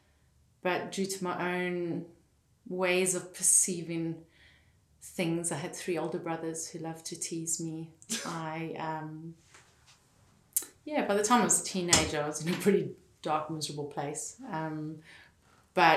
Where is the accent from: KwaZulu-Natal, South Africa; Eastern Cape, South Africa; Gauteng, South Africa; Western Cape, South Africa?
Western Cape, South Africa; Fish Hoek; Fishhook in Cape Town